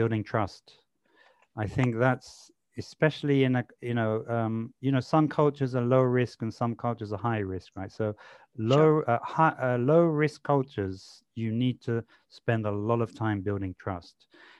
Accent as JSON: {"language": "English", "region": "London", "country": "United Kingdom", "tie": "born or raised there", "said": "You know, I grew up in London. So you meet someone new in London for the first time."}